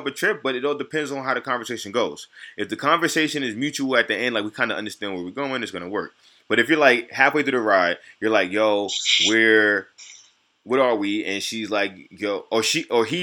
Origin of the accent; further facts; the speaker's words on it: New York City, New York, United States; I'm from New York City